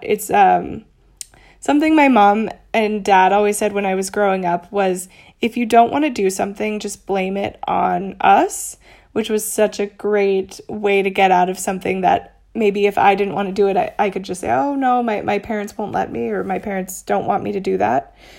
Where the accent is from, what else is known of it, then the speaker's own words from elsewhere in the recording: Little Elm, Texas, United States; moved away as an adult; also born or lived in Dallas, Texas / Austin, Texas / New York City / Denver, Colorado; now in Mexico City, Mexico; I was born in Dallas, in Texas, and lived in a s, a small town called Little Elm, and until I graduated from high school